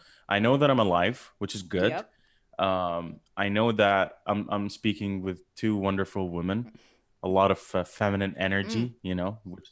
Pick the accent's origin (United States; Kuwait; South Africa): Kuwait; moved away; I am originally Egyptian. I've been born and raised in Kuwait.